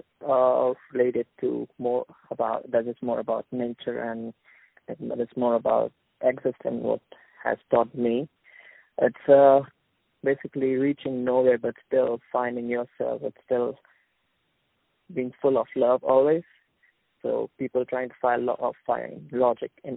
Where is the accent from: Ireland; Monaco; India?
India; now in Dubai, United Arab Emirates; I'm from India, but currently I'm working in Dubai.